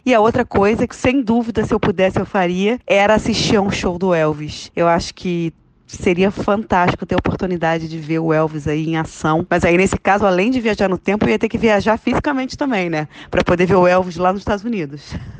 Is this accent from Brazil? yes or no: yes; Rio de Janeiro, Brazil; Eu sou carioca